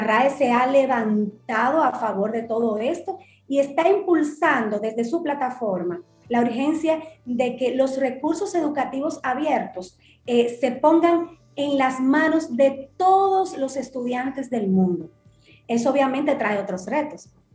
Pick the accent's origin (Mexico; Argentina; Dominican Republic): Dominican Republic; como dominicanos